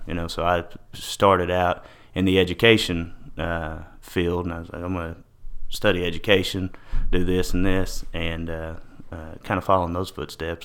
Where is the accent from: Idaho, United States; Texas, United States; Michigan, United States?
Texas, United States; Paris; I'm in Paris, Texas, born and raised here in Paris.